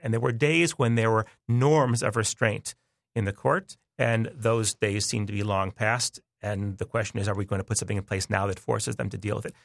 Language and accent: English; United States; I'm American